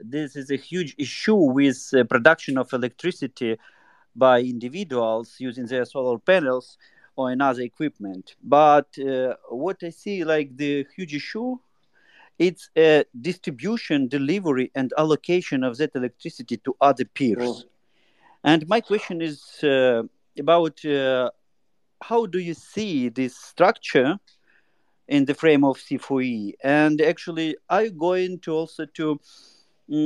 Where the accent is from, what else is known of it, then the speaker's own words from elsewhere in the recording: Ukraine; I'm definitely from Ukraine